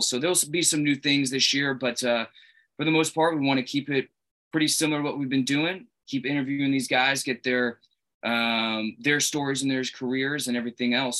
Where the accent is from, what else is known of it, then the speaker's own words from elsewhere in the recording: Boston, Massachusetts, United States; we're Bruins fans from Boston area